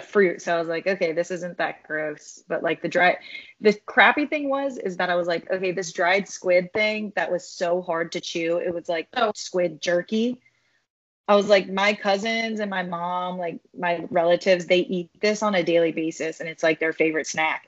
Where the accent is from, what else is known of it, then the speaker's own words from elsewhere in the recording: Philippines; I'm Filipino